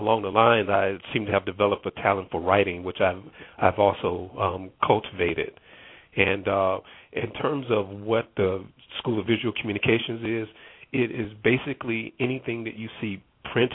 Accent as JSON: {"language": "English", "town": "Harvey", "region": "Illinois", "country": "United States", "tie": "born or raised there", "also_born_or_lived": "Phoenix, Illinois", "said": "growing up in the Phoenix Harvey area, it was a great childhood."}